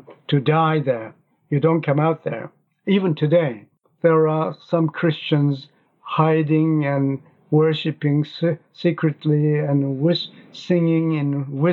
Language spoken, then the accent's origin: English; Pyongyang, North Korea; English is a second language; now in South Korea; I was born in North Korea, and I was born in Pyongyang, in North Korea, the capital city.